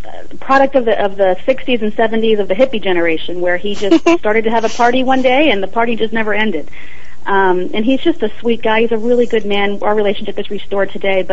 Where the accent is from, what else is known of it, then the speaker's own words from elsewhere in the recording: Long Island, New York, United States; I was born in Long Island, New York